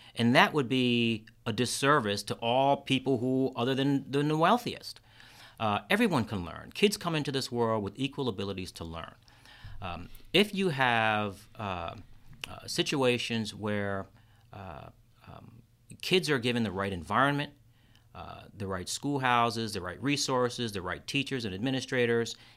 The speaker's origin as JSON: {"language": "English", "town": "Kingston", "region": "New York", "country": "United States", "tie": "born or raised there", "moved": "yes", "lives_now": "Rochester, United States", "said": "I grew up in Kingston, New York."}